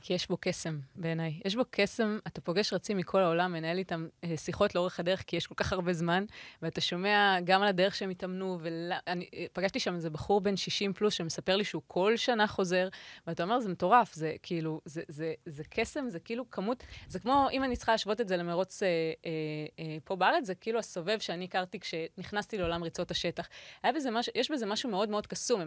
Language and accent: Hebrew; Israel; הגעתי כישראלית אה, ראשונה, כאילו אישה ישראלית ראשונה